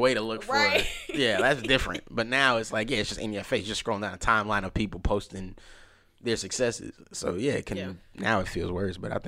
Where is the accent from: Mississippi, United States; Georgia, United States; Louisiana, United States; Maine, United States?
Georgia, United States; DeKalb County; we come from DeKalb County